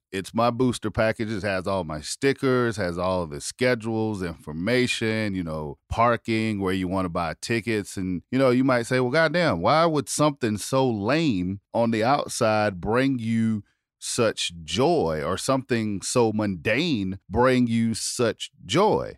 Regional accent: South Carolina, United States; I'm from South Carolina

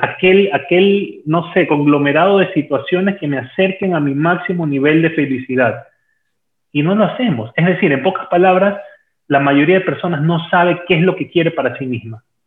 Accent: Ecuador; also born or lived in Peru; aquí en mi país, en Ecuador

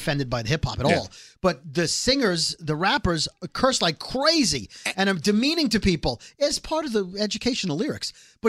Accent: New York City, New York, United States; Scary and I grew up in Brooklyn.

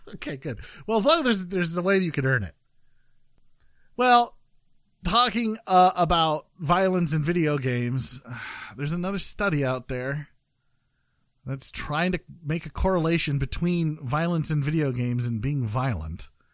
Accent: Midwest, United States; I'm from the Midwest

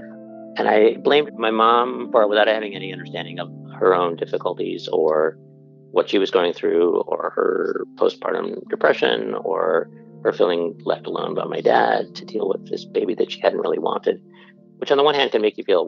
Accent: Buffalo, New York, United States; The first house I grew up in was in Buffalo, New York

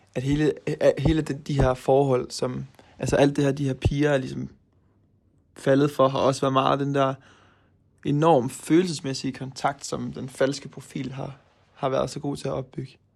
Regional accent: Aarhus, Central Denmark Region, Denmark; moved away as an adult; now in Norway; nu kommer jeg jo fra Aarhus

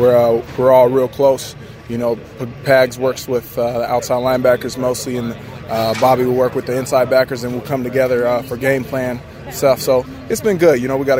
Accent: West Coast, United States; moved away as an adult; now in Houston, United States; born and raised on the West Coast and then went to school out there too.

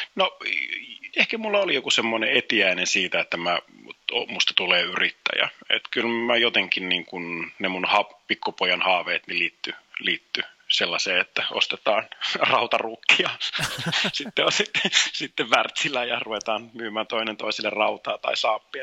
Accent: Helsinki, Uusimaa, Finland; also born or lived in Kuopio; Helsinkiin Kallioon, jossa sitten aloitettiin asustaminen, että siellä Kalliossa oikeastaan on se niin kuin lapsuuden viettänyt seitsemänvuotiaaksi asti

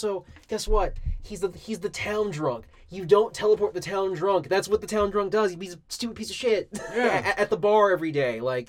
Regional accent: United States; We're American.

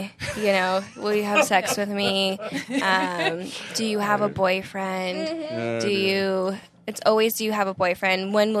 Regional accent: Ohio, United States; now in California, United States; I would say moving to California. I came from Ohio.

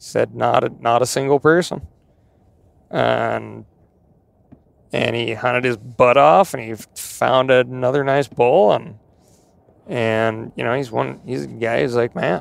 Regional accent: Montana, United States; also born or lived in Idaho; growing up in Montana

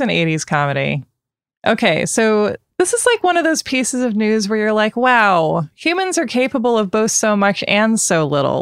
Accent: Portland, Oregon, United States; I grew up outside Portland

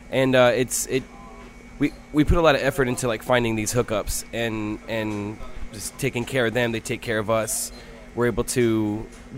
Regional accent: Temple, Texas, United States; moved away as an adult; now in New Orleans, United States; I was born and raised in Temple, Texas

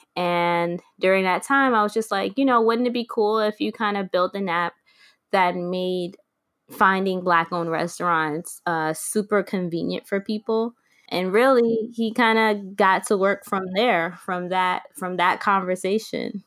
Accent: New York City, New York, United States; moved away as an adult; now in Brooklyn, United States; I'm originally from the Bronx

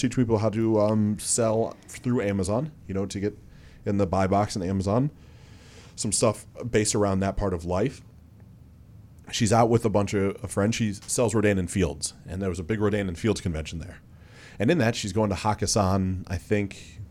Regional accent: Mansfield, Ohio, United States; also born or lived in East Aurora, New York; I grew up in Mansfield, Ohio, because I moved there in third grade.

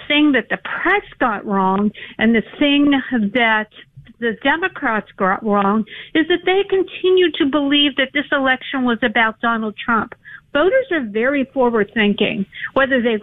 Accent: Pennsylvania, United States; my home state of Pennsylvania

